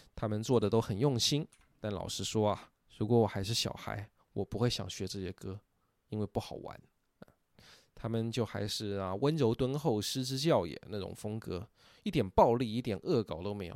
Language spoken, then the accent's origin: Chinese; Taiwan; moved away; also born or lived in mainland China; 我身为台湾人，我小时候没有听过这首歌啊，是许大陆以后才接触到